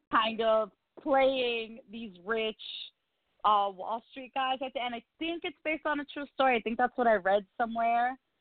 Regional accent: New York, United States; I am a New Yorker

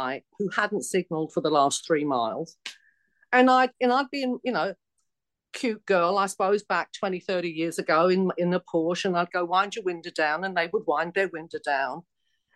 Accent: London, United Kingdom; accent: Cockney; moved away as an adult; also born or lived in United States; this Cockney accent come out from the East End of London

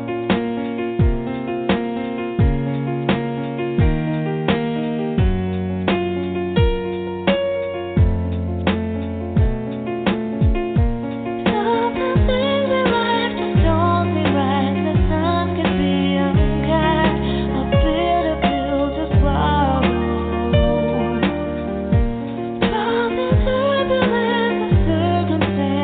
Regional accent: Los Angeles, California, United States; it's my hometown

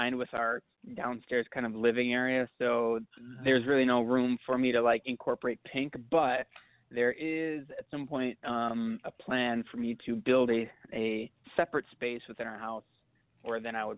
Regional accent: Minneapolis, Minnesota, United States; I'm from Minneapolis.

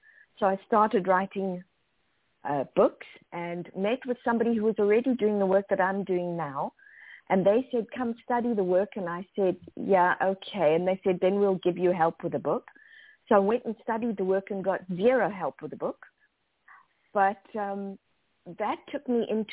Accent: South Africa; moved away; also born or lived in Zimbabwe / Zambia; As a kid, I grew up in South Africa, also lived in Zimbabwe and Zambia

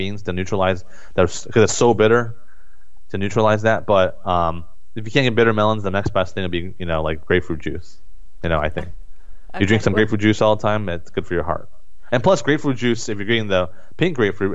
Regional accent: United States; as Americans, and me growing up in America

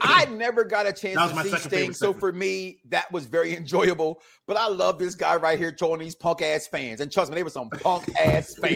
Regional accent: Philadelphia, Pennsylvania, United States; I'm from the Philadelphia area

